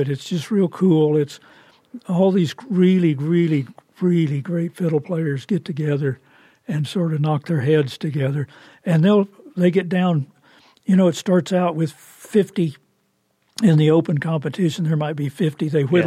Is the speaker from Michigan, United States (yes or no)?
no; Oklahoma, United States; I'm from Oklahoma